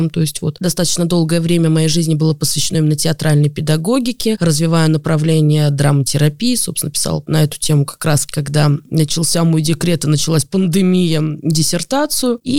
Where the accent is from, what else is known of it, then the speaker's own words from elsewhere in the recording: Moscow, Russia; Я, поскольку коренная москвичка, и вот, как ты сказал, вот с дедушкой выходили, он тебе рассказывал о всех улицах.